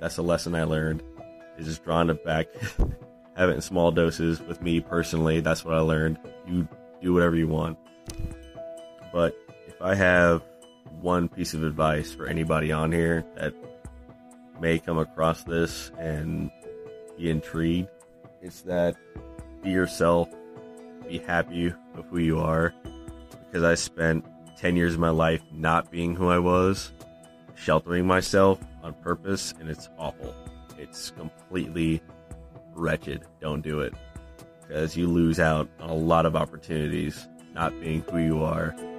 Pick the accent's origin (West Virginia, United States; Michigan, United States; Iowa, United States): Iowa, United States; rural; now in Illinois, United States; from Illinois, originally from rural Iowa